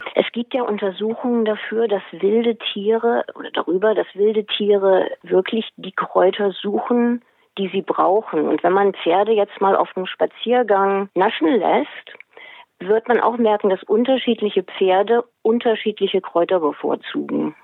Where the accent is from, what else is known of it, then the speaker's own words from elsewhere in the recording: Hesse, Germany; now in Schleswig-Holstein, Germany; Aufgewachsen bin ich in Hessen